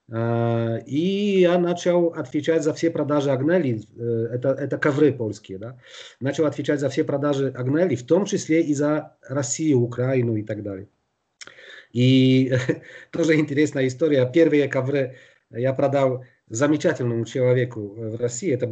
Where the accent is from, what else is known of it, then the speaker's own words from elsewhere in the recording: Białystok, Podlaskie Voivodeship, Poland; born there; Я родился в Белостоке, это восточная Польша, рядом э, с белорусским Гродно.